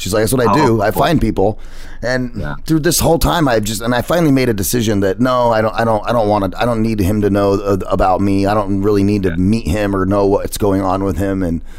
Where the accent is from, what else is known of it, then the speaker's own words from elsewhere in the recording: United States; There's one thing I do know, Kevin. I'm American.